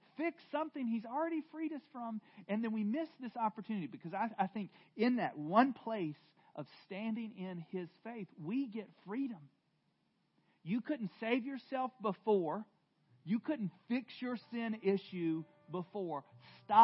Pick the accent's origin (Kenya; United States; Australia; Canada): United States; the South; I'm from the South, and I had a very loving dad